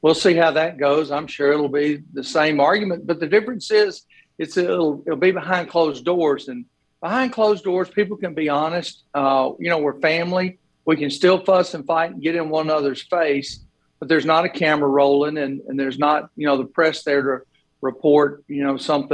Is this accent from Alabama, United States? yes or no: yes; Sylacauga, Alabama, United States; I grew up in Sylacauga myself, so you know, I'm part of that hometown group up there